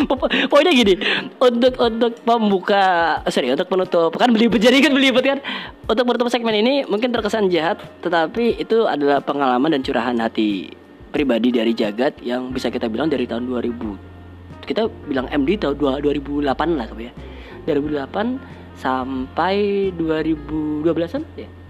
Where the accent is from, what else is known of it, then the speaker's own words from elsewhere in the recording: Surabaya, East Java, Indonesia; bangga lah kalau kita sebagai orang Surabaya bisa membawa nama Surabaya dengan karya kita